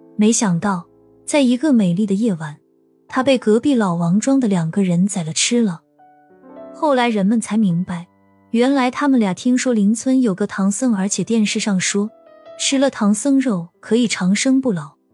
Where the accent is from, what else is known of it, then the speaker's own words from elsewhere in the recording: Shandong, China; 我不能离婚是因为我是山东人